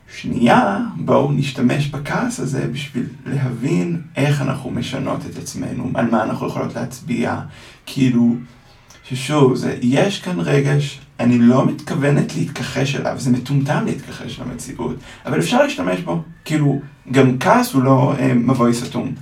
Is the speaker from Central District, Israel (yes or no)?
yes; Ra'anana, Central District, Israel; גדלתי ברעננה להורים אשכנזים מאוד משכילים